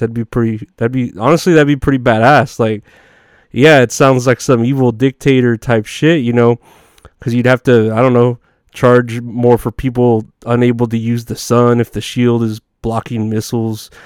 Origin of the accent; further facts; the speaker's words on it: Texas, United States; it's here in my hometown